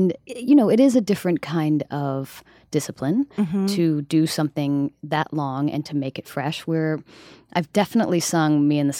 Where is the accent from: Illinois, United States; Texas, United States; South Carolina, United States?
South Carolina, United States; Summerville; also born or lived in Charleston, South Carolina; now in New York City, United States; I grew up in South Carolina.